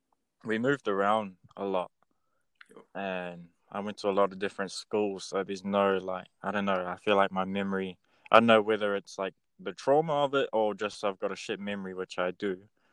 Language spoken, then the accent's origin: English; Kaitaia, Northland, New Zealand; I was raised in Kaitaia in New Zealand at the very top of the North Island.